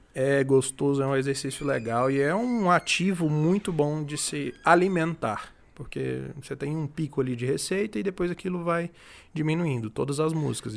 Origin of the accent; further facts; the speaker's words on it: Palmas, Tocantins, Brazil; moved away as an adult; also born or lived in Rio Verde, Goiás; now in Goiânia, Brazil; Eu nasci em Rio Verde, mas eu cresci em Palmas, no Tocantins.